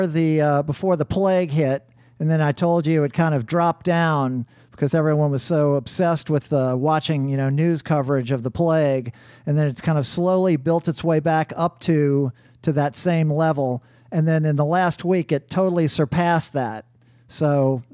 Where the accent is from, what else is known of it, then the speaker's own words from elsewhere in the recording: New Orleans, Louisiana, United States; I'm from New Orleans